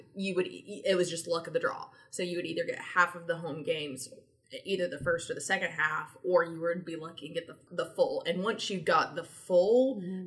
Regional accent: Tennessee, United States; moved away as an adult; also born or lived in Georgia; growing up in Tennessee

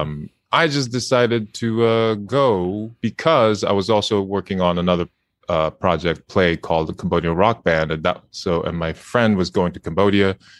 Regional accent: Japan; I'm from Japan

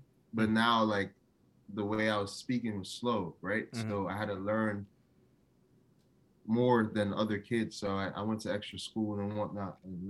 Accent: New Jersey, United States; moved away as an adult; now in Los Angeles, United States; I grew up in a melting pot. To the right of me, I had Newark, I had Irvington, I had Orange, and then up north, I had Short Hills, Livingston, West Orange.

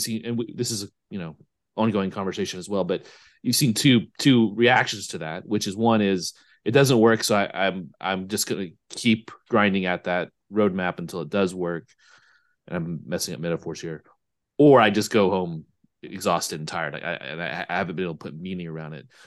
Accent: United States; moved away; I speak this more as an American

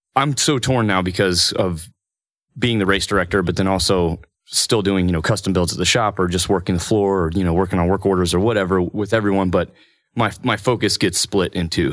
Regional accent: Parsons, Kansas, United States; moved away as an adult; also born or lived in Emporia, Kansas; now in Stillwater, United States; I'm from Parsons, Kansas

